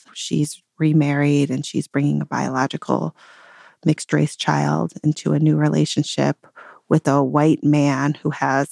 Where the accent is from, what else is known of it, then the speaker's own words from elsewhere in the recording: Detroit, Michigan, United States; I grew up in the Detroit area